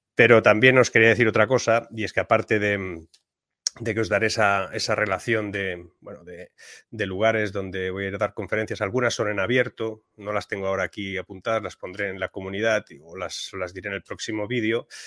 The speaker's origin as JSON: {"language": "Spanish", "country": "Spain", "said": "en mi país, en España"}